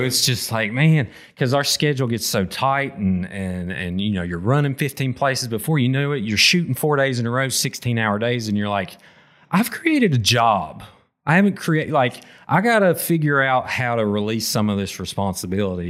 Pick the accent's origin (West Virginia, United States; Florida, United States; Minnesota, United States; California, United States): West Virginia, United States; McDowell County; also born or lived in Wyoming County, West Virginia; I grew up in McDowell